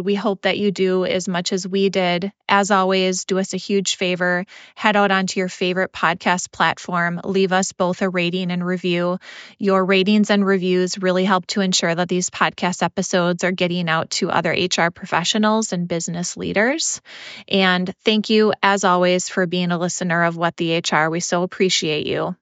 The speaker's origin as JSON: {"language": "English", "town": "Minneapolis", "region": "Minnesota", "country": "United States", "tie": "born or raised there", "said": "my hometown of Minneapolis, Minnesota"}